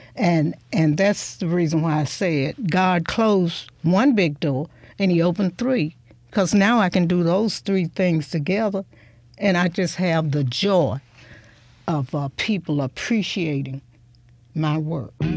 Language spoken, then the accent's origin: English; Hudsonville, Mississippi, United States; also born or lived in Holly Springs, Mississippi / Chulahoma, Mississippi / Clarksdale, Mississippi / Memphis, Tennessee; I grew up. It was just like being in a big rural town between those towns